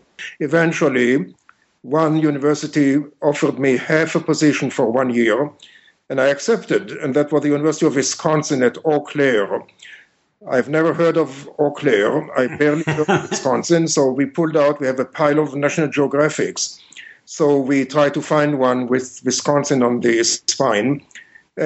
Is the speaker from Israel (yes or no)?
yes; Israel; moved away as an adult; also born or lived in Michigan / Chicago, Illinois; I was born and raised in Israel